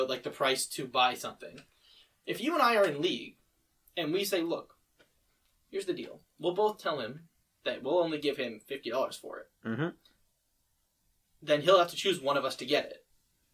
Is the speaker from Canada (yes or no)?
yes; Oakville, Ontario, Canada; the house where we were living when I was born was in Oakville.